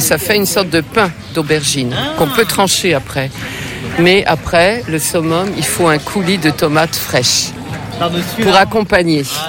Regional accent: the West, western France, France; Je suis de l'Ouest

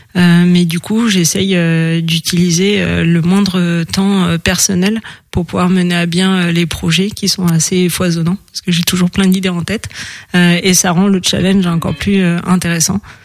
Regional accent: Paris, Île-de-France, France; moved away as an adult; also born or lived in the valley (mountain area); J'ai passé mon enfance à Paris

